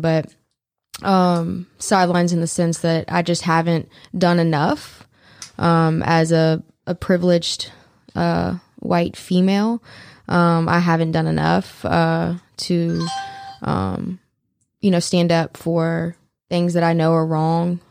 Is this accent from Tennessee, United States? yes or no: yes; Memphis, Tennessee, United States; also born or lived in New Orleans, Louisiana; I am originally from New Orleans. I've lived the majority of my life in Memphis, Tennessee